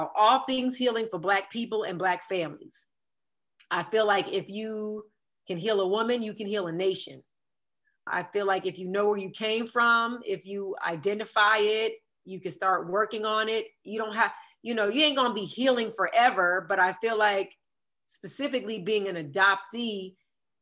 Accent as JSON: {"language": "English", "area": "Jersey Shore", "region": "New Jersey", "country": "United States", "tie": "born or raised there", "said": "my town that I grew up in on the Jersey Shore"}